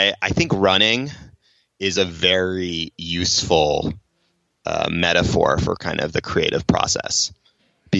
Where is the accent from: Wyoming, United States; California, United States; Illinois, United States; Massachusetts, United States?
Massachusetts, United States; Cambridge; I grew up in Cambridge, Massachusetts, in Boston.